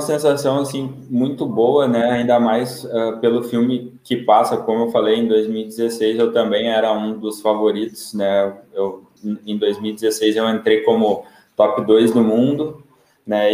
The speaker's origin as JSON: {"language": "Portuguese", "town": "Sapiranga", "region": "Rio Grande do Sul", "country": "Brazil", "also_born_or_lived": "Porto Alegre", "moved": "as an adult", "lives_now": "Praia Grande, Brazil", "said": "sou de, de Sapiranga, né, no Rio Grande do Sul"}